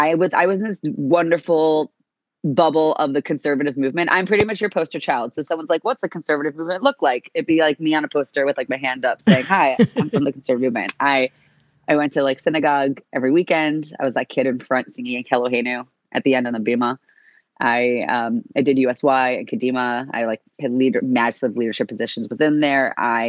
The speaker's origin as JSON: {"language": "English", "town": "Shaker Heights", "region": "Ohio", "country": "United States", "tie": "born or raised there", "also_born_or_lived": "Queens, New York", "moved": "as an adult", "lives_now": "New York City, United States", "said": "was born in Queens, but I didn't stay there. When I was just about 2.5 years old, we moved to Cleveland, Ohio. So I grew up in Shaker Heights."}